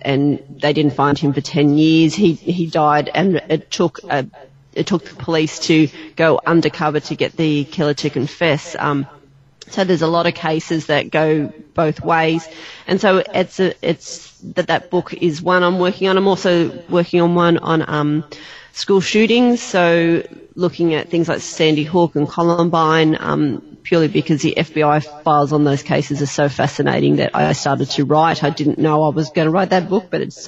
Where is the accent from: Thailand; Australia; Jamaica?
Australia; I'm an Aussie